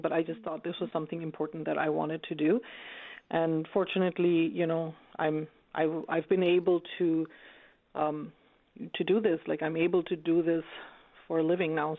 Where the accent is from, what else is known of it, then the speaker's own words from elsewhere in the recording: Bangladesh; also born or lived in United States; now in Canada; I'm from Bangladesh.